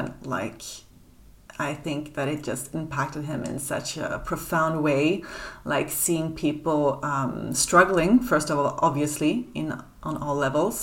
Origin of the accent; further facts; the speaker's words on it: Sweden; now in Paris, France; I grew up in Sweden